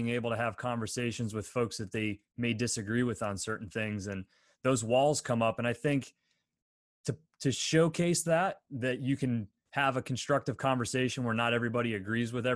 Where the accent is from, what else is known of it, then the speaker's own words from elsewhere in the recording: Pennsylvania, United States; growing up in Pennsylvania